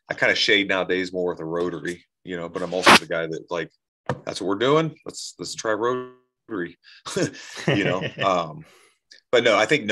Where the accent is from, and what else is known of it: Columbus, United States; born or raised there; moved away